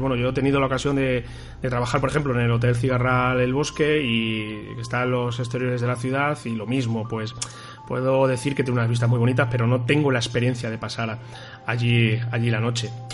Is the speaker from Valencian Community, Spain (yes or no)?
no; Toledo, Castilla-La Mancha, Spain; como toledano que llevo viviendo aquí toda mi vida